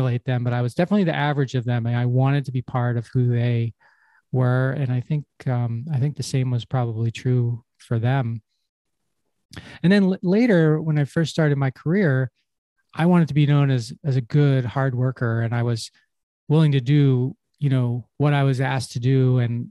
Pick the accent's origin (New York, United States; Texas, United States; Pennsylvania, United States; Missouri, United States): Pennsylvania, United States; Havertown; when I was a kid growing up in Havertown, it's a little town in Pennsylvania near Philadelphia